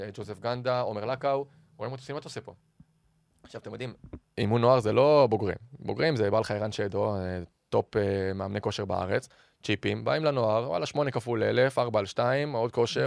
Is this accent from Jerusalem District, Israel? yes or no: no; Ramat HaSharon, Tel Aviv District, Israel; זה הבית שלי, גדלתי שם גם כילד בעיר